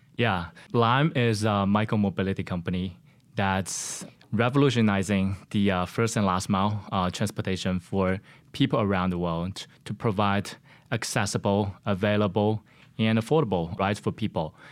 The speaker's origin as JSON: {"language": "English", "town": "Shenzhen", "region": "Guangdong", "country": "China", "tie": "born or raised there", "moved": "as an adult", "lives_now": "United States", "said": "I was born and raised in China in a city called Shenzhen."}